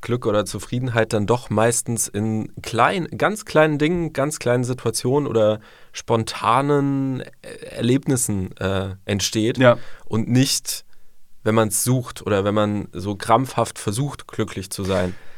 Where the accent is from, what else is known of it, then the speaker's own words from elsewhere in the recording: St. Georgen im Schwarzwald, Baden-Württemberg, Germany; Ich komme äh, aus St. Georgen im wunderschönen Schwarzwald